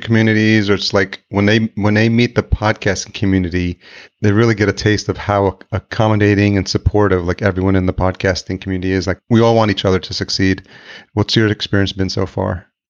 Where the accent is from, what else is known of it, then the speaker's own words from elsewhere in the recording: El Salvador; moved away; I'm Hispanic. I was born in El Salvador